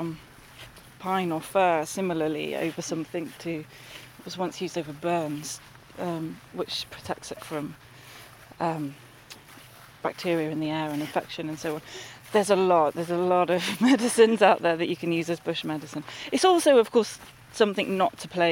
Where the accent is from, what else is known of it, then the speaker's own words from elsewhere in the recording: London, United Kingdom; moved away; I grew up in the North London, sort of Hertfordshire and Essex borders, where they all kind of meet, and in a urban environment